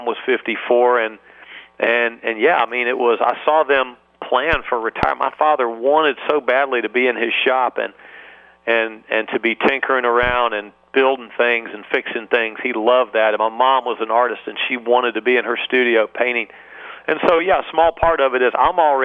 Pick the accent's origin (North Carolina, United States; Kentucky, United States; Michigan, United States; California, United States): North Carolina, United States; Chapel Hill; I'm from Chapel Hill. That's my hometown